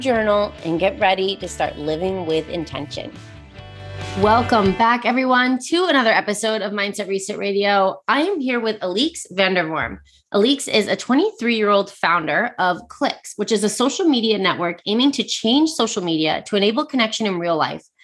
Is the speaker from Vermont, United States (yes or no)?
yes; Vermont, United States; moved away as an adult; also born or lived in San Diego; my husband and I were born and raised in Vermont, and then we lived in San Diego for 9 years, and we just moved back